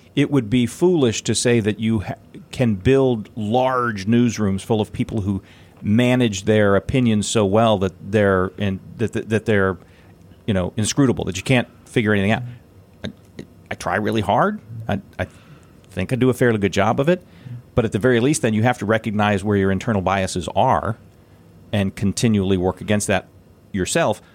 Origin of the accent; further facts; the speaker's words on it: Indiana, United States; my hometown